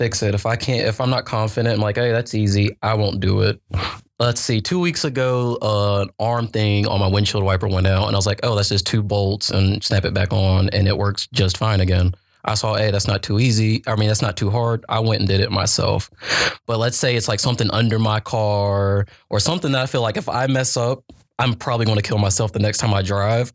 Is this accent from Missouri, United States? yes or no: no; Gastonia, North Carolina, United States; I come from Gastonia. It's not like an upper metropolitan place